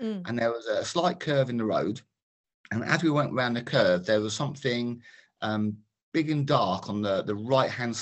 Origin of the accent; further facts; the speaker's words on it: Harlington, East of England, United Kingdom; also born or lived in Milton Keynes; now in Harlow, United Kingdom; I was actually from Bedfordshire originally, from Harlington, born and bred.